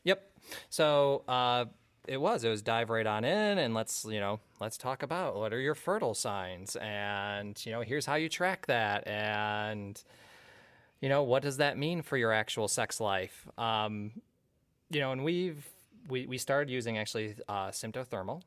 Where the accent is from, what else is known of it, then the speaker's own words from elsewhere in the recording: the Thumb of Michigan, United States; also born or lived in Bay City, Michigan; I grew up in the thumb of Michigan. I moved to Bay City many, many moons ago and have been there ever since